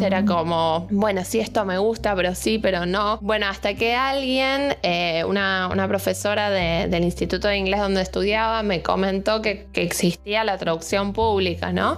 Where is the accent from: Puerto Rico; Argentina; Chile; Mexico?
Argentina; Buenos Aires; moved away as an adult; now in Bariloche, Argentina; soy de Buenos Aires, de la capital, de la ciudad, del lío, del ruido.